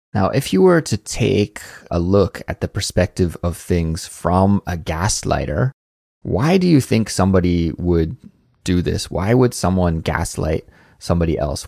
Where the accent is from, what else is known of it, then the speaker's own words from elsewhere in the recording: Canada; moved away as an adult; now in South Korea; I come from Canada